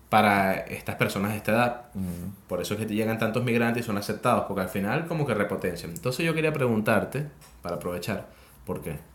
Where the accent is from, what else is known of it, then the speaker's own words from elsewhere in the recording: Venezuela; now in Chile; el promedio de vida que hay en Venezuela, nosotros somos venezolanos, es muy distinto al promedio de vida que hay acá en Chile.